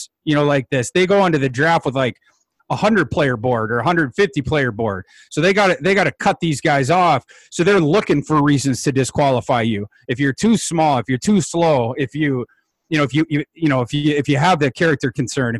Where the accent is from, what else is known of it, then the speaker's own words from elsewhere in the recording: Brainerd, Minnesota, United States; when I lived in my hometown of Brainerd